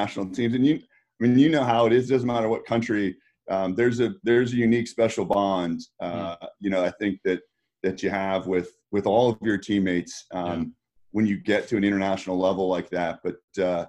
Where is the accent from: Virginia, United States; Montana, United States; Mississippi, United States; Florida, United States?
Virginia, United States; Northern; I grew up in Northern Virginia and kind of in the DC area